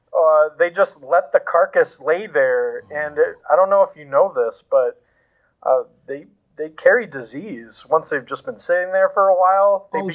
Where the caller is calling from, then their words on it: Houston, Texas, United States; This is … from Houston.